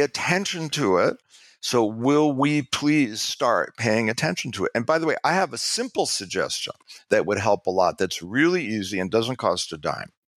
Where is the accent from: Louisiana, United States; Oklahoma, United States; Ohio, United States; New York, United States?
New York, United States; I'm from New York